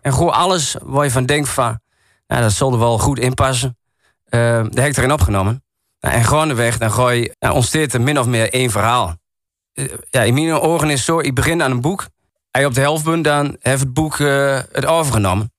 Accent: Enter, Overijssel, Netherlands; accent: Achterhoeks; first language Achterhoeks; now in Goor, Netherlands; Ja, ik woon nu in Goa. Ik heb altijd in Ente gewoond. Als ze me vragen, waar kom je vandaan? Ik zal nooit zeggen, ik kom uit Goa. Ja, ik kom wel uit Goa, maar ik zal zeggen, ik kom uit Ente.

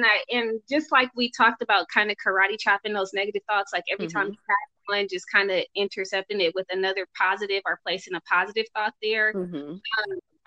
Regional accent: Oakland, California, United States; I'm from Oakland. I just look like this.

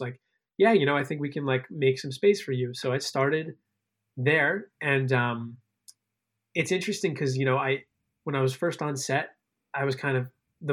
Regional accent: Connecticut, United States; moved away as an adult; also born or lived in Chicago, Illinois / Maryland; now in New York, United States; spent most of my upbringing out in Connecticut, on the shoreline of Connecticut

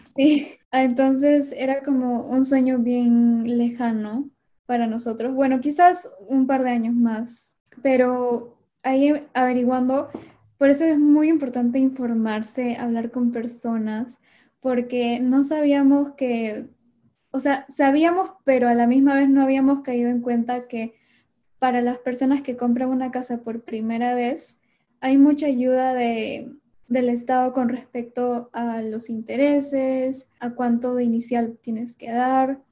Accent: Lima, Peru; moved away as an adult; now in Washington, United States; yo soy de Lima

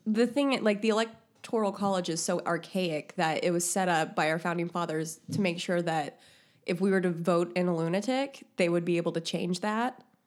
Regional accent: Indiana, United States; I'm from Indiana.

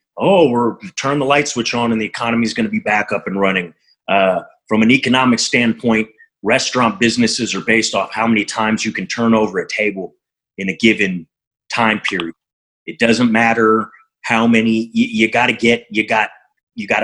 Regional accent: Montreal, Quebec, Canada; now in Berkeley, United States

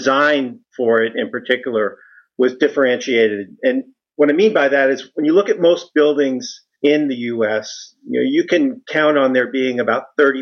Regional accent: New York City, New York, United States; I was born in Brooklyn, grew up in a family of police officers

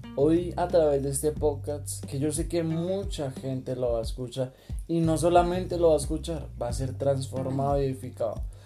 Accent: Colombia; somos colombianos

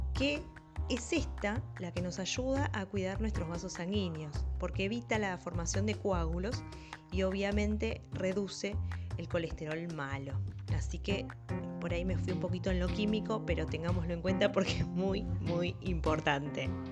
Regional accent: Mendoza, Argentina; moved away; yo viví un tiempo bastante, me crié en Mendoza, la provincia del sol y del buen vino

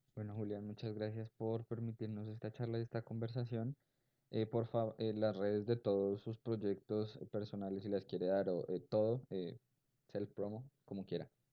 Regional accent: Colombia; also born or lived in Cali; no solamente como colombianos

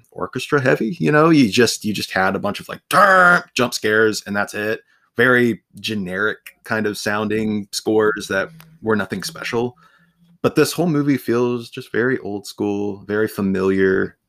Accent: Ohio, United States; I'm from Ohio, so I am surrounded by cornfields all the time

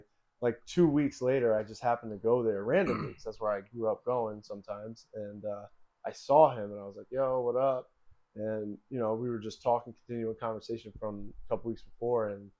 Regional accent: North Branford, Connecticut, United States; obviously, from North Branford originally, Branford, Connecticut. It's a small town.

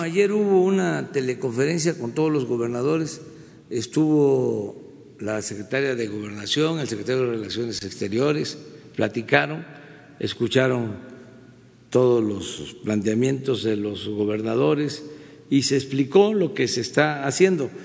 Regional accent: Mexico

